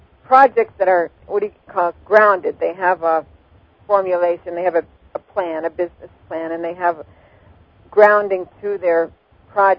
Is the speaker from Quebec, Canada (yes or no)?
yes; Montreal, Quebec, Canada; I love Canada. I was born there.